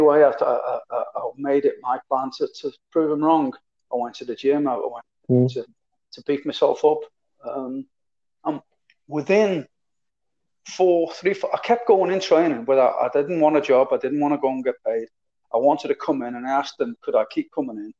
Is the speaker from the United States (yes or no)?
no; Liverpool, North West England, United Kingdom; accent: Scouser; moved away as an adult; also born or lived in Perth, Australia / Malaysia / Singapore; I'm a proper Scouser, as it was, you know. I was born and bred in Liverpool